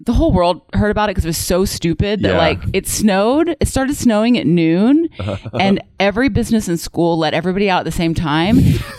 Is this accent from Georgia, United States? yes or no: yes; Georgia, United States; because I'm from Georgia, I really hadn't experienced like Canadian winter.